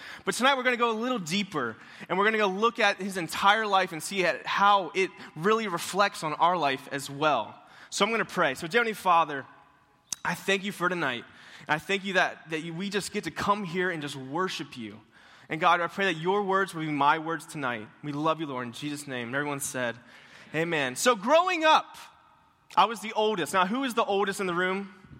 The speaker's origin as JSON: {"language": "English", "town": "Tallahassee", "region": "Florida", "country": "United States", "moved": "yes", "said": "And also, I am from Tallahassee. So I don't know if you guys know where Tallahassee is. It's kind of the capital of Florida."}